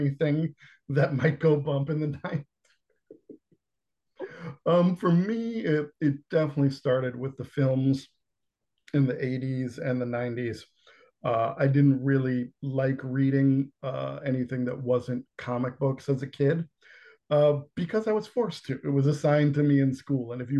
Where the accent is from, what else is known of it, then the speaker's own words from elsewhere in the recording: New York City, New York, United States; I'm from Queens Village